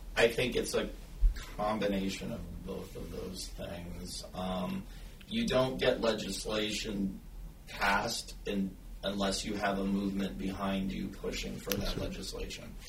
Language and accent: English; the South, United States; moved away; I'm originally from the South. I moved up here because the South is not safe